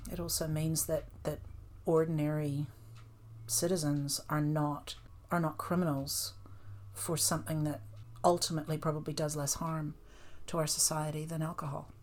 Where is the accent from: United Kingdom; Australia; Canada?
Canada; moved away as an adult; now in New Zealand; I grew up in Canada